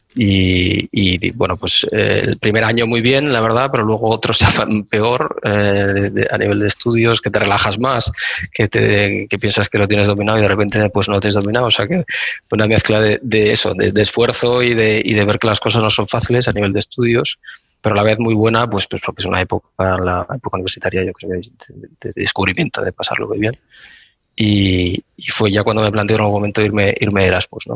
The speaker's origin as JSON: {"language": "Spanish", "town": "Gijón", "region": "Asturias", "country": "Spain", "tie": "born or raised there", "also_born_or_lived": "Barcelona", "moved": "as an adult", "said": "nací y me crié en Gijón, como dices, al el barrio de la Arena"}